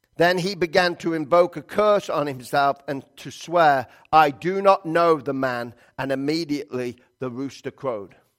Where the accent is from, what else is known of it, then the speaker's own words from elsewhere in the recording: England, United Kingdom; moved away; I'm from England